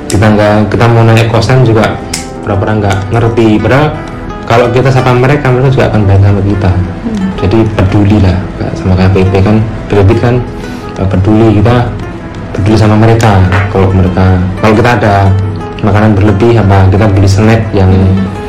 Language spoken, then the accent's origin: Indonesian; Klaten, Central Java, Indonesia; born there; saya lahir di Klaten tinggalnya di kampung jadi rumah saya kan uh, alhamdulillah di, rumah yang gede